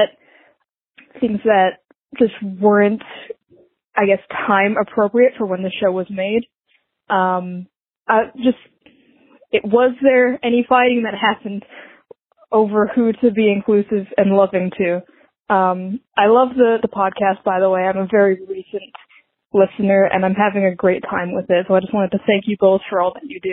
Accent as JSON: {"language": "English", "town": "Buffalo", "region": "New York", "country": "United States", "said": "I'm from Buffalo, New York"}